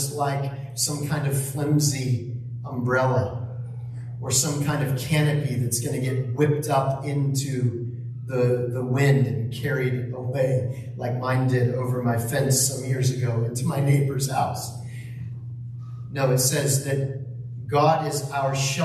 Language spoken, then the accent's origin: English; the Northwest, Pacific Northwest, United States; now in Texas, United States; I grew up in the Northwest